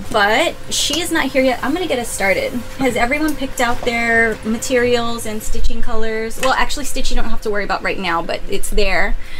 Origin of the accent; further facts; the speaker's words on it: San Antonio, Texas, United States; I'm from San Antonio, and I worked for Steve Madden at his retail store.